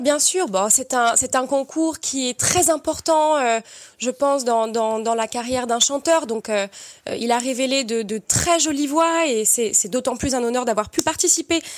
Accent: Perpignan, Occitania, France; viens de Perpignan, j'ai grandi et j'ai étudié au Conservatoire de Perpignan

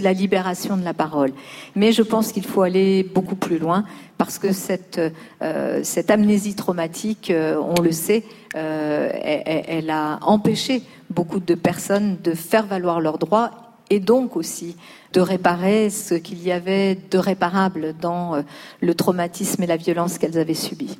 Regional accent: Lyon, Auvergne-Rhône-Alpes, France; born or raised there; now in Paris, France

